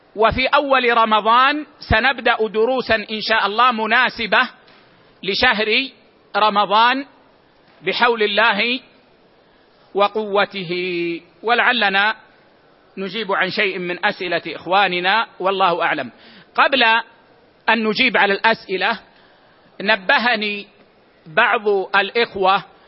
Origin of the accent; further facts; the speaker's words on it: Medina, Medina Province, Saudi Arabia; عندنا في المدينة العيش في لهجتنا هو الخبز